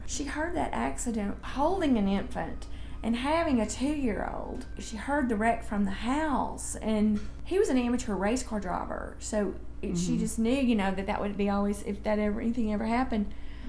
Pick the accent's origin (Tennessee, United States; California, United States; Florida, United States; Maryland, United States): Tennessee, United States; Memphis; also born or lived in Dyersburg, Tennessee; we moved to Memphis, and I grew up in Memphis, too.